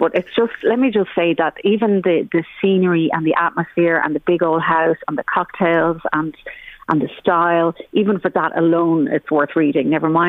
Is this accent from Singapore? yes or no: no; Ireland; Back to your own country, this, or where are you from? And you're like, well, I'm from Ireland.